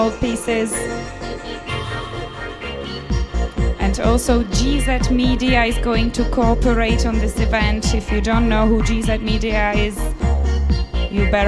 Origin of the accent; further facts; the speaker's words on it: Czechia; my home country, from the Czech Republic